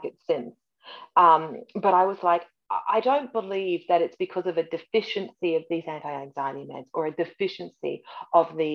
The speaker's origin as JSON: {"language": "English", "country": "Australia", "tie": "born or raised there", "moved": "as an adult", "lives_now": "Canada", "said": "I was born in Canada, raised in Australia"}